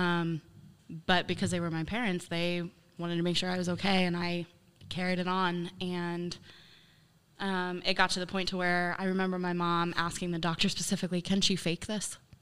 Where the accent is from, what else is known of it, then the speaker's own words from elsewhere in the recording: Baltic, Ohio, United States; also born or lived in Dover, Ohio; I grew up in Baltic. I lived there until I was eighteen